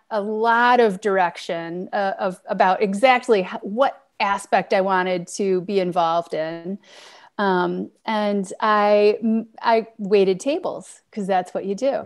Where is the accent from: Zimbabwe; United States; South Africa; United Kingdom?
United States; Detroit, Michigan; I grew up in Detroit